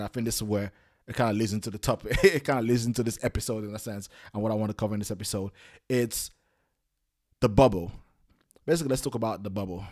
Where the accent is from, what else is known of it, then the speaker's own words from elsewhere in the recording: London, United Kingdom; I come from London